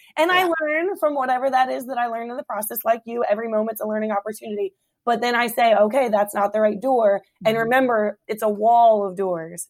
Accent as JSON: {"language": "English", "area": "Hampton Roads", "region": "Virginia", "country": "United States", "tie": "born or raised there", "moved": "as an adult", "lives_now": "Woodbridge, United States", "said": "I born and raised in Hampton Roads"}